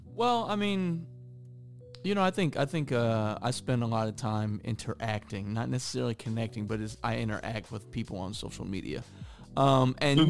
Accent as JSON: {"language": "English", "region": "Midwest", "country": "United States", "said": "I'm from the Midwest"}